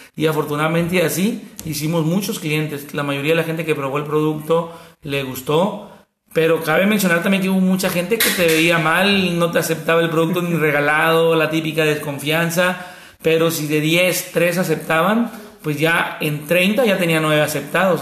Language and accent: Spanish; El Walamo, Sinaloa, Mexico; soy del Gualamo, Mazatlán, Sinaloa, un pueblo a 40-45 minutos de Mazatlán, un pueblo de unos mil habitantes. Yo aquí estudié desde preescolar, primaria, secundaria